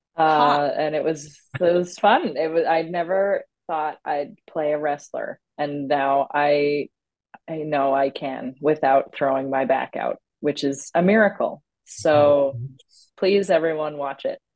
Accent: Newfoundland and Labrador, Canada; I grew up in Newfoundland um, on the East Coast

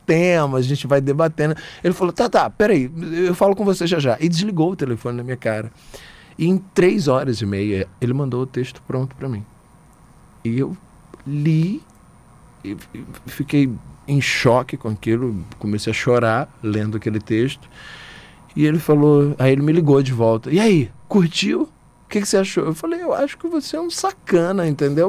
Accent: Aracaju, Sergipe, Brazil; moved away; also born or lived in Salvador; Eu nasci em Aracaju, vivi em Salvador muito tempo, mas eu nasci em Aracaju.

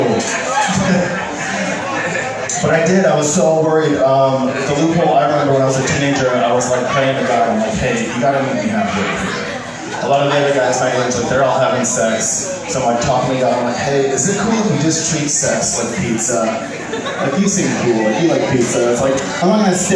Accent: Midwest, United States; I grew up in a pretty like strict Christian household in the Midwest

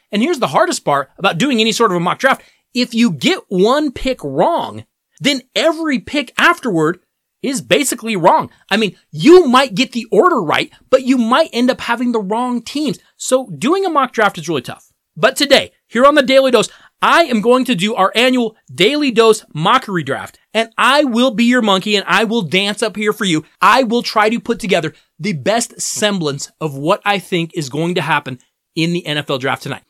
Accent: Denver, Colorado, United States; my hometown Denver

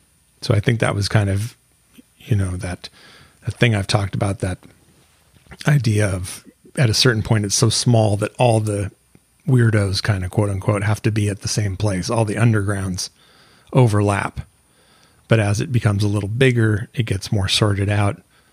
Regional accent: Seattle, Washington, United States; Growing up in Seattle

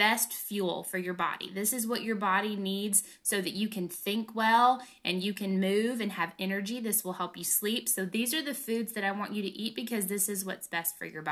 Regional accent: the South, United States; I grew up in the South

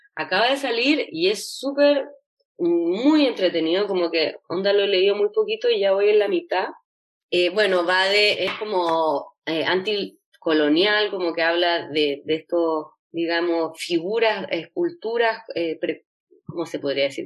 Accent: Chile

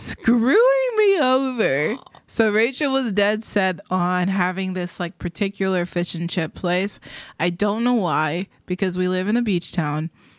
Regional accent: England, United Kingdom; also born or lived in Germany; I grew up in England and Germany. Don't want to talk about it. It was awesome. Love it. I miss it.

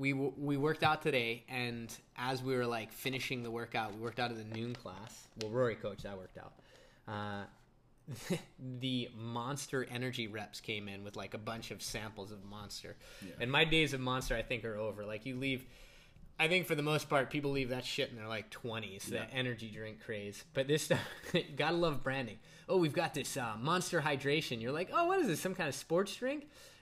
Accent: United States; being that I'm American

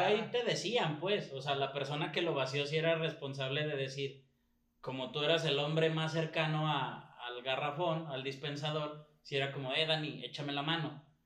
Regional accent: Mexico; estamos estigmatizados como mexicanos

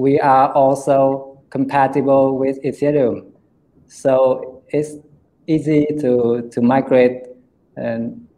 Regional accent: Hanoi, Vietnam; I'm from Hanoi

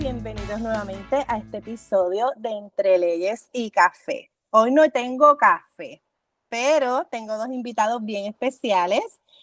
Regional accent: Puerto Rico; mi experiencia como puertorriqueña

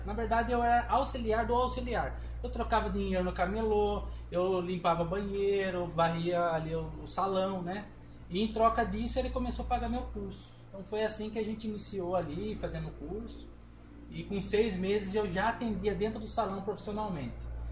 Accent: Brazil; venho de um, de um bairro aqui de Pescava, um bairro mais periférico

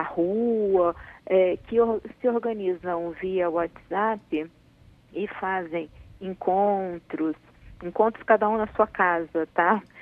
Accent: Brazil; nós somos brasileiros, nós somos um, um povo alegre, divertido

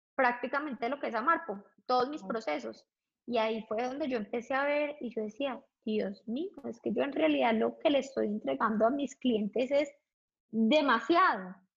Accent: Colombia; moved away as an adult; also born or lived in London; regresar a Colombia, siendo absolutamente feliz en mi país

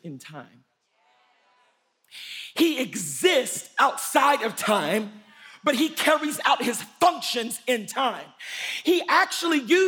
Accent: Louisiana, United States; moved away; Where I'm from in the South, I'm from Louisiana, the state of Louisiana, way down south

